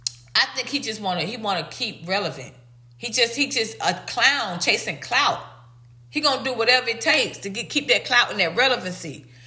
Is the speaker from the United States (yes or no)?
yes; the South, United States; I'm from the South.